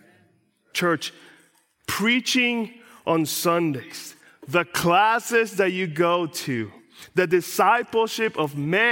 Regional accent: Puerto Rico; I grew up in Puerto Rico, in a countryside of Puerto Rico. And where I grew up, we had lots of animals.

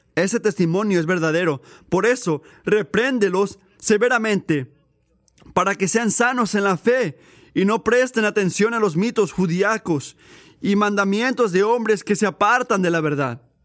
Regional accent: Puerto Rico; yo crecí en Puerto Rico

